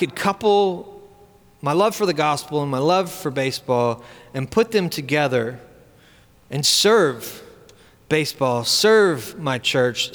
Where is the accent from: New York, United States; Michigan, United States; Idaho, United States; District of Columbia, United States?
District of Columbia, United States; Washington; my hometown of Washington, D.C.